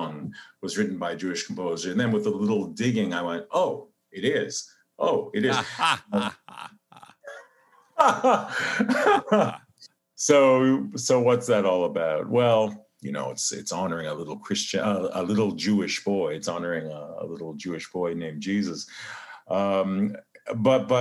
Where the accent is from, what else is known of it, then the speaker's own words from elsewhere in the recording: Canada; I'm Canadian